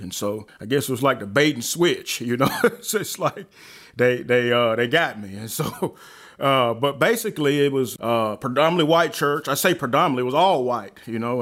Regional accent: Alabama, United States; also born or lived in Chicago, Illinois; now in North Carolina, United States; I actually was born in Chicago and, uh, raised in Alabama

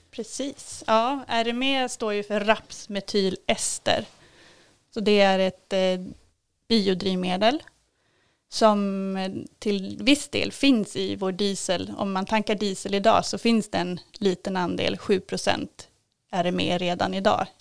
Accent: Kalmar, Kalmar County, Sweden; also born or lived in Norrköping; now in Kälen, Sweden; har flyttat hit från Norrköping, men jag är uppvuxen i Kalmar

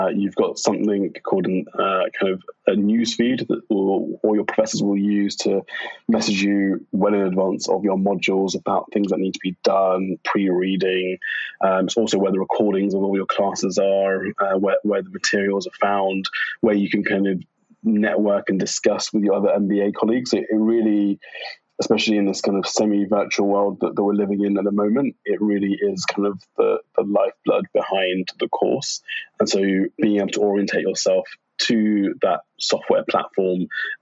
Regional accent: London, United Kingdom; I was born in London at St. George's Hospital.

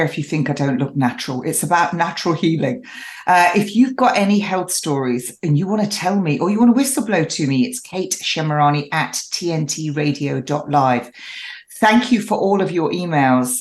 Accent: England, United Kingdom; I'm an English rose

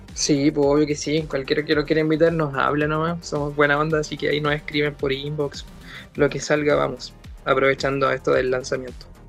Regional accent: Coronel, Biobío, Chile; somos del Coronel, somos del, nos conocimos en el colegio

